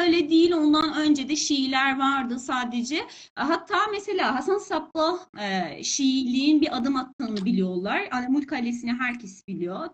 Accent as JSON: {"language": "Turkish", "country": "Iran", "tie": "born or raised there", "second_language": "Turkish", "said": "İran'da doğdum. İran'da yaşıyorum"}